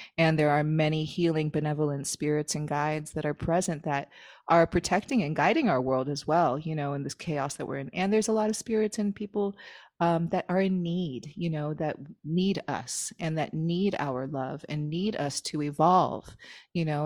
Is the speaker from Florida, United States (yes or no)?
yes; Miami, Florida, United States; moved away as an adult; also born or lived in upstate New York / Hawaii; I'm from Miami